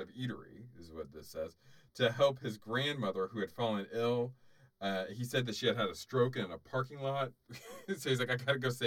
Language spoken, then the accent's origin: English; Florida, United States; I grew up in Florida